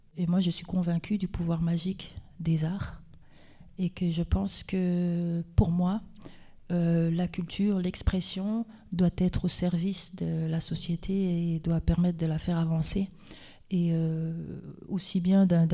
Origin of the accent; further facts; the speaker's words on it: Vosges, Grand Est, France; je suis des Vosges, euh, je, suis française, je suis vosgienne